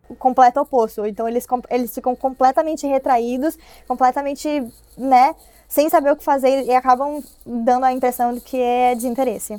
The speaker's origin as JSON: {"language": "Portuguese", "country": "Brazil", "moved": "as an adult", "lives_now": "Los Angeles, United States", "said": "eu tive que acabar voltando pro Brasil"}